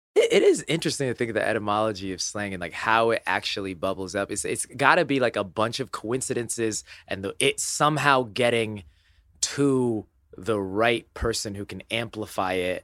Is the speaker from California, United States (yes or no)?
no; Indiana, United States; I was born in Indiana